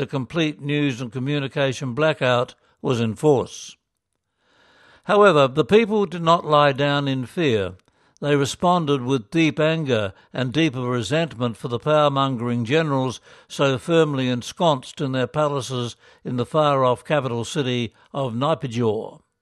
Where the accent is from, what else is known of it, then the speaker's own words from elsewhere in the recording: Philippines; moved away as an adult; now in Myanmar; Growing up in the Philippines